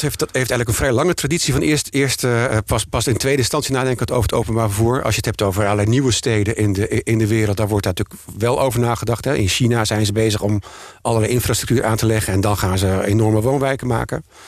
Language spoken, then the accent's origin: Dutch; Emmer-Compascuum, Drenthe, Netherlands; moved away as an adult; now in Amsterdam, Netherlands; Ik ben geboren in Emmen Compascu en ben hier naartoe gekomen naar mijn studie.